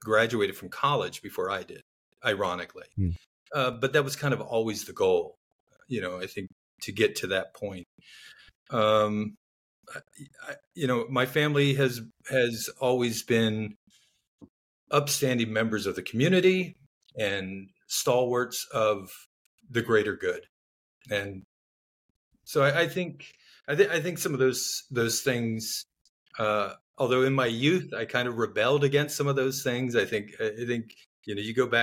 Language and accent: English; Miami, Florida, United States; Growing up in Miami, Florida, youngest of four